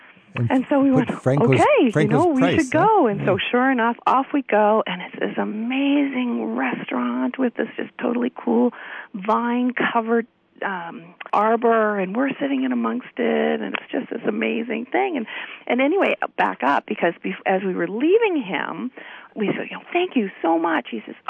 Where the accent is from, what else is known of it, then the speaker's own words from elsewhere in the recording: Canada; accent: Canadian; And we said, "Yes, we're from Canada."